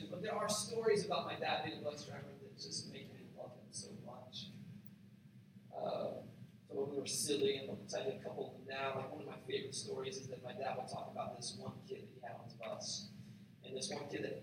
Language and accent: English; Appalachia, southeast Ohio, United States; I grew up in a really small town in southeast Ohio, Appalachia, Ohio, but there aren't a lot of jobs. And we live about an hour from any major city